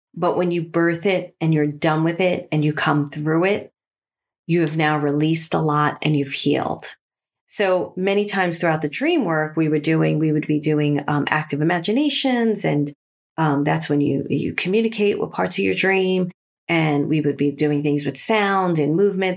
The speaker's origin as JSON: {"language": "English", "town": "New York City", "region": "New York", "country": "United States", "tie": "born or raised there", "said": "They were my friends that I grew up with in Brooklyn"}